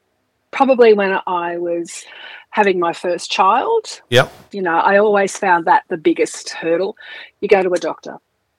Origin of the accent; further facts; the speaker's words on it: Melbourne, Victoria, Australia; now in Western Victoria, Australia; I was born in Melbourne, yep, in 1964 at the Haven Maternity Home in North Fitzroy.